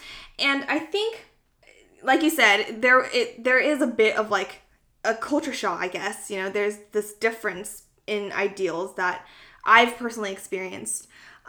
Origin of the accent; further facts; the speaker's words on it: Bay Area, California, United States; despite being one of the few Korean Americans here compared to other, you know, East and South Asian ethnic groups